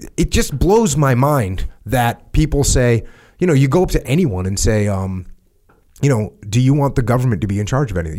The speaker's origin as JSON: {"language": "English", "region": "New England", "country": "United States", "also_born_or_lived": "Connecticut / Maine", "said": "My home state, my home region"}